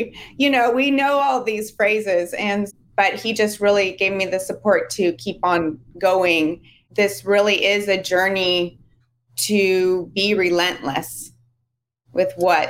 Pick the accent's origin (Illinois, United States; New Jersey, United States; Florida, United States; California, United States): California, United States; Hayward; I am calling in from Hayward, California.